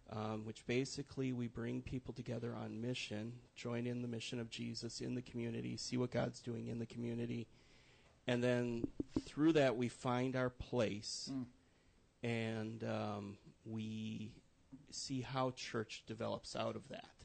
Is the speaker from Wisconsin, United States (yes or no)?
yes; Wisconsin, United States; moved away as an adult; also born or lived in Minneapolis-St. Paul, Minnesota; now in Central Indiana, United States; I grew up in Wisconsin, spent 20 years there